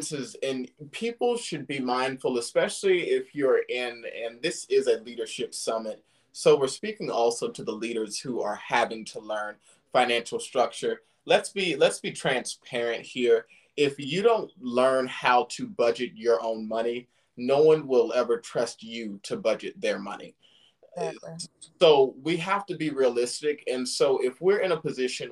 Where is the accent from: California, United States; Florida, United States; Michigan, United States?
California, United States; Silicon Valley; now in the South, United States; I'm from the Silicon Valley.